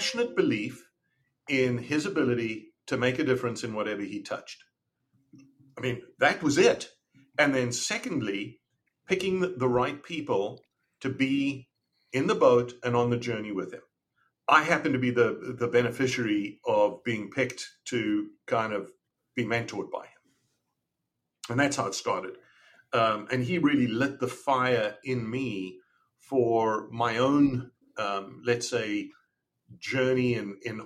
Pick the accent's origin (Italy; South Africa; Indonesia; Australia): South Africa; moved away as an adult; also born or lived in Canada; I grew up in South Africa